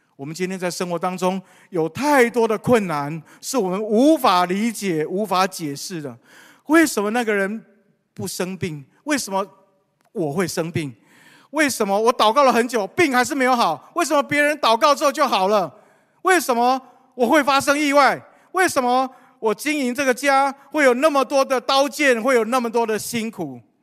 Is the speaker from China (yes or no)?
no; Taiwan; 我们从台湾来